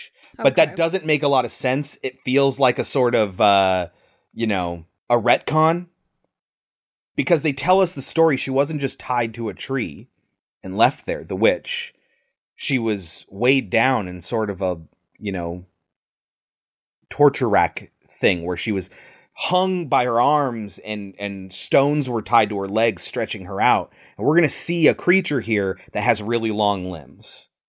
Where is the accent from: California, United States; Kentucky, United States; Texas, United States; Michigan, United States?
California, United States; born there; Like, I was born near the Redwood Forest in Northern California.